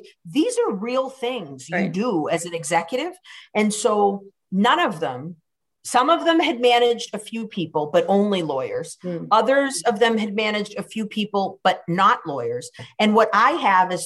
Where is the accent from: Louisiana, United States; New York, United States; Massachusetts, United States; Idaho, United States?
Massachusetts, United States; Cambridge; also born or lived in Boston; I was born in Boston, but I was raised in Cambridge